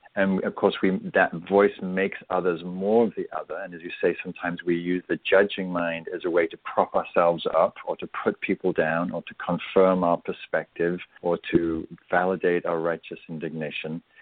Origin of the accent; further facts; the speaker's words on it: England, United Kingdom; I'm English